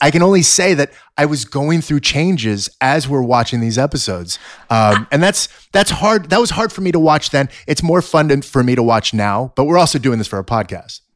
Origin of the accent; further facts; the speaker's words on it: Los Angeles, California, United States; I was born in Sun Valley, uh, right here in the San Fernando Valley